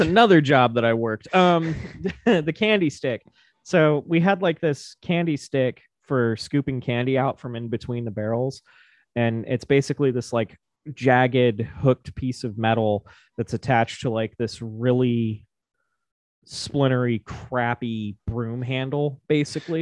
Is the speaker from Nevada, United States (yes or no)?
yes; Silver City, Nevada, United States; I grew up in Silver City, which is just a couple miles down the road from Virginia City